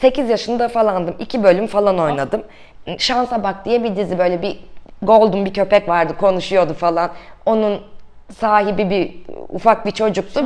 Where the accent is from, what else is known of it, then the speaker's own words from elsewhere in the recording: Kırklareli, Turkey; now in Istanbul, Turkey; Kırklareli'de doğdum.